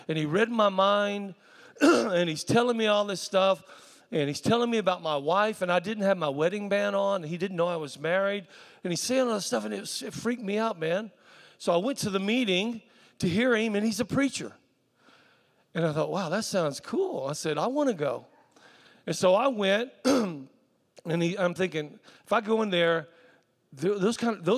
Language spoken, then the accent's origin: English; South Carolina, United States; I was raised in South Carolina